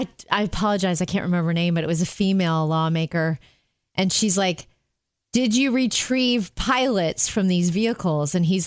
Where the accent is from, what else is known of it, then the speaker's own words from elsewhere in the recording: South Florida, United States; Yeah, because I grew up in South Florida.